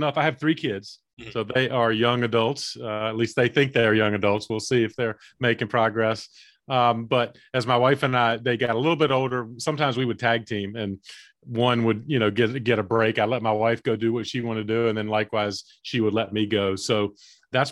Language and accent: English; Eastern North Carolina, United States; I grew up in Eastern North Carolina